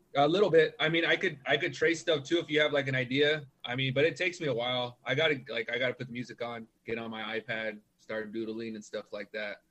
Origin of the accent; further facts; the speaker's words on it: Norwalk, California, United States; now in Whittier, United States; I grew up in Norwalk, and then I moved to Whittier about 2011